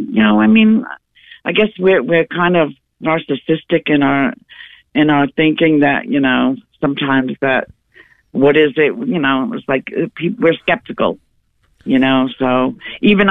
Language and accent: English; New York, United States; now in Georgia, United States; I'm from New York.